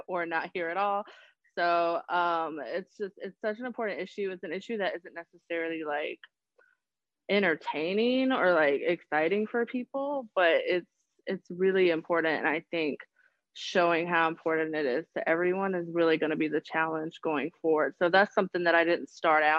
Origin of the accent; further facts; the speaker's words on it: Charlotte, North Carolina, United States; I am actually born and raised in Charlotte